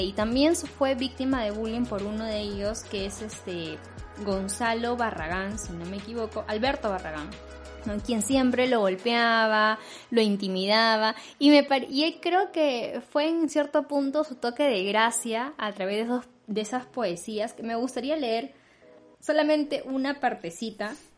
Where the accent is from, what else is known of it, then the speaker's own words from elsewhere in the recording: northern Peru, Peru; accent: northern (sing-song); En el caso de los norteños, eh, un rasgo típico que suele eh, identificarlos es el tono de la voz, que dicen que, que hablamos cantando